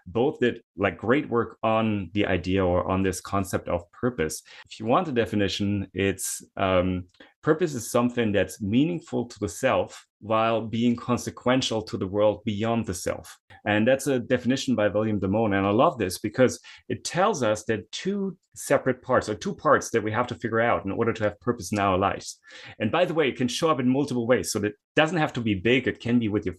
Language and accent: English; Germany; moved away; I'm originally from Germany. I had to do military service